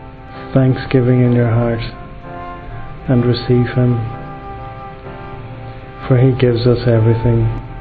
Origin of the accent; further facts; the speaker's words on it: Ireland; I'm 32 and I'm from Ireland. I was brought up a Catholic and I went to Mass quite a bit, coming from a good Catholic home